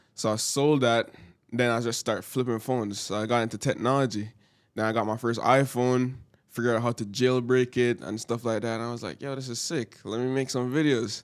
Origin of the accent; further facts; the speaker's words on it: Jamaica; now in Canada; I'm from Jamaica